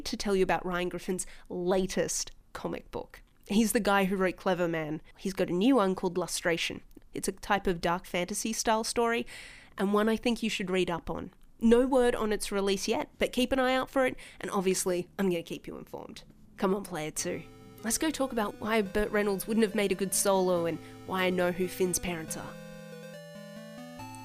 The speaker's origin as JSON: {"language": "English", "country": "Australia", "accent": "Australian", "said": "people in Meet Space started telling me I was noticeably Australian"}